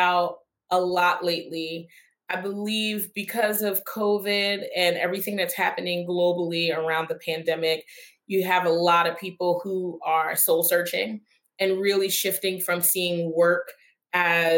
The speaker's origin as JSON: {"language": "English", "town": "Philadelphia", "region": "Pennsylvania", "country": "United States", "tie": "born or raised there", "said": "I'm a proud Philadelphian, born and raised in South Philadelphia, and spent, you know, my entire career in the Northeast"}